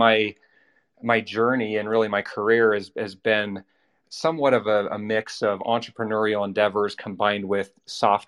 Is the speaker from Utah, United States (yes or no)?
yes; Orem, Utah, United States; So I'm from Utah. I grew up in a little town called Orem.